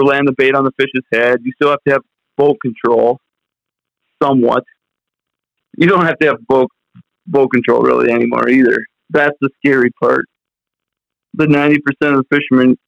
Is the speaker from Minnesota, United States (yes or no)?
yes; Minnesota, United States; I'm from Minnesota